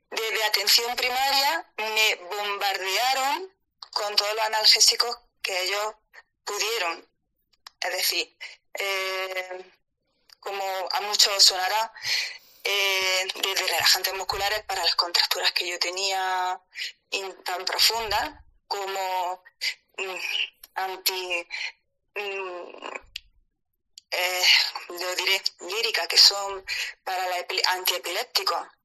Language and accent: Spanish; Granada, Andalusia, Spain; yo soy de Andalucía, soy de Granada